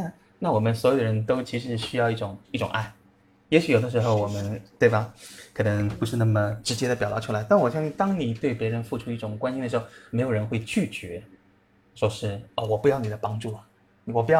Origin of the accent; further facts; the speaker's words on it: Shanghai, China; moved away; 因为我上海人嘛，喜欢吃馄饨嘛